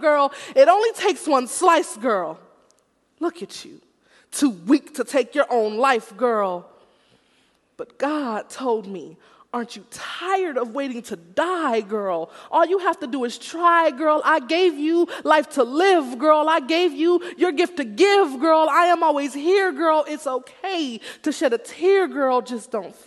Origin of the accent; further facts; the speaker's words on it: Houston, Texas, United States; now in Los Angeles, United States; I'm originally from Houston, Texas.